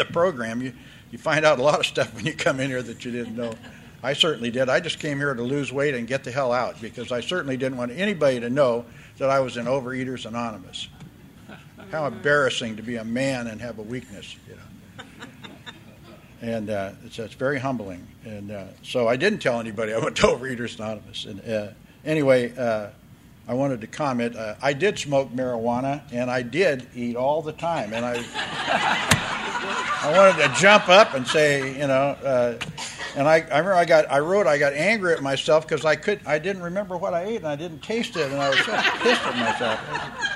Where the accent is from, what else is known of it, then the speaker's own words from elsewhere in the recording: Oakland, California, United States; now in San Diego, United States; My story begins May the 22nd, 1944, when I was born in Oakland, California